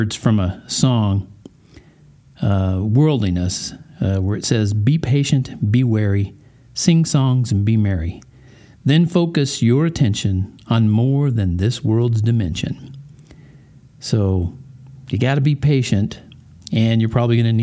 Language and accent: English; Colorado Springs, Colorado, United States; here in my hometown of Colorado Springs